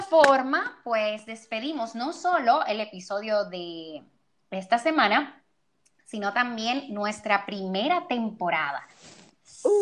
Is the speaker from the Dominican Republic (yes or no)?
yes; Dominican Republic; yo tengo una queja aquí en República Dominicana y es que nosotros somos caribeños